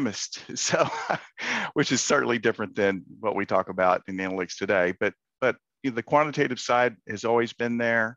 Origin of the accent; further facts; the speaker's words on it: Central Texas, United States; I grew up in Central Texas in high school